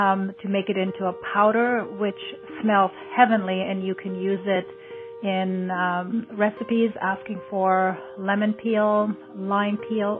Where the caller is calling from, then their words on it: California, United States; I'm calling from California